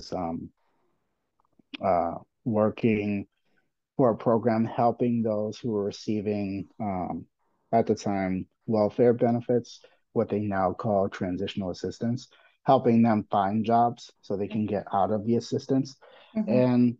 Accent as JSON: {"language": "English", "town": "Boston", "region": "Massachusetts", "country": "United States", "tie": "born or raised there", "also_born_or_lived": "Puerto Rico / Washington, D.C.", "said": "I am Puerto Rican. I live in Boston. I was born in Puerto Rico, but I was raised most of my life in Boston"}